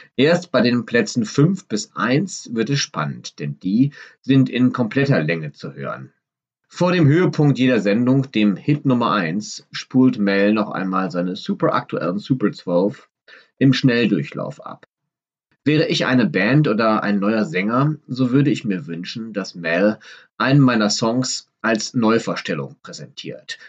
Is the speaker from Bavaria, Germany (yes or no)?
no; Düsseldorf, North Rhine-Westphalia, Germany; an der Shadowstraße in Düsseldorf, meiner Heimatstadt